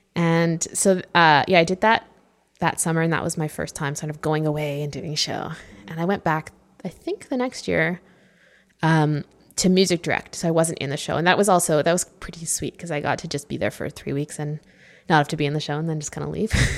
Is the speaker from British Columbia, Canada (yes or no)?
yes; Vancouver, British Columbia, Canada; I'm from Vancouver